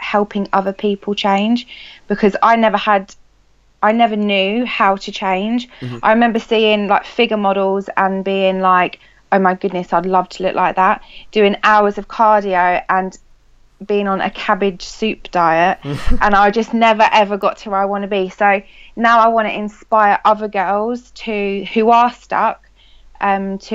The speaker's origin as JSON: {"language": "English", "town": "Ashford", "region": "South East England", "country": "United Kingdom", "said": "I'm from Kent, Ashford, Kent."}